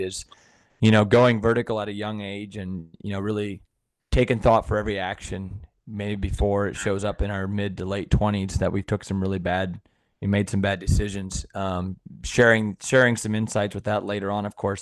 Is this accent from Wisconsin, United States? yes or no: yes; Sparta, Wisconsin, United States; I'm from Sparta, Wisconsin